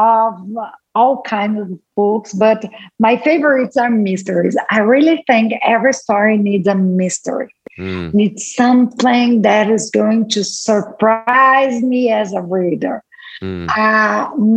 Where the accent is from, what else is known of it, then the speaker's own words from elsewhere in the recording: Brazil; first language Portuguese; English is a second language; I was born in Brazil. I live in Brazil